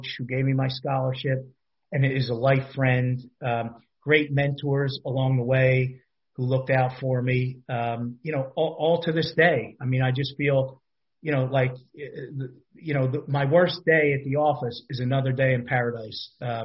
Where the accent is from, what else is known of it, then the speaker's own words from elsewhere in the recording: Philadelphia, Pennsylvania, United States; I grew up in a tiny little row home in Philadelphia.